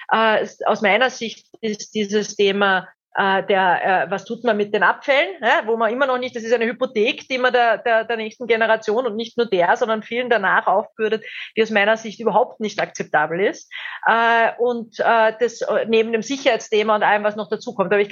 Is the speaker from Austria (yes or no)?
yes; Austria; Österreich hat ja in manchen Themen, muss man echt sagen, haben wir uns als haben wir uns den Status des gallischen Dorfs behalte